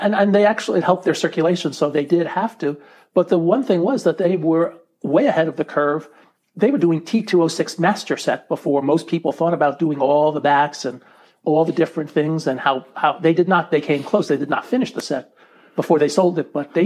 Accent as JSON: {"language": "English", "region": "New York area", "country": "United States", "tie": "born or raised there", "said": "I grew up in the New York area"}